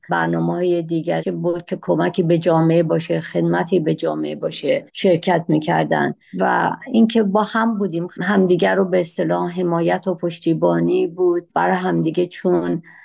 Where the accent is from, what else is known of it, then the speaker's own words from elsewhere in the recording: Shiraz, Fars, Iran; من در شیراز متولد شدم و در همون شهر شیرازم مدرسه و دبیرستان و بعدش به دانشگاه